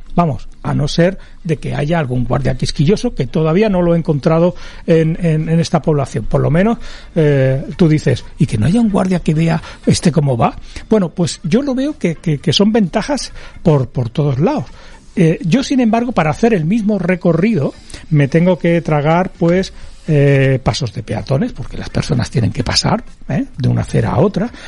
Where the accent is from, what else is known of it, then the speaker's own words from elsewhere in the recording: L'Hospitalet de Llobregat, Catalonia, Spain; moved away as an adult; now in Andalusia, Spain; yo me crié en el Valle de en Hospitalet, en Cornellá, eh, en toda esa zona que abandoné en el año 2000, porque me mudé aquí a, Andalucía